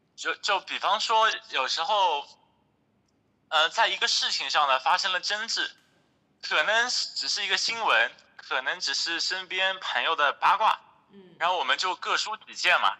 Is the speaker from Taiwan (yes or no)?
no; Hangzhou, Zhejiang, China; moved away as an adult; also born or lived in Shanghai; 我是杭州人嘛，从小在杭州长大，然后大学的时候，呃，去了上海，毕业后呢，在上海大概工作了四年左右